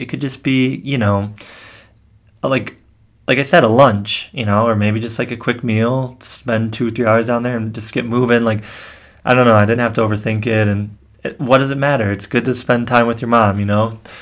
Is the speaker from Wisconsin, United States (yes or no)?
yes; Kenosha, Wisconsin, United States; I grew up in Kenosha, Wisconsin